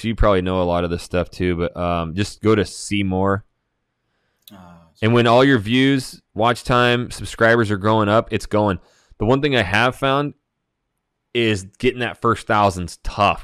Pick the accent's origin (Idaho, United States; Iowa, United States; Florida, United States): Idaho, United States; Hayden; I'm born and raised in Hayden, Hayden Lake, Idaho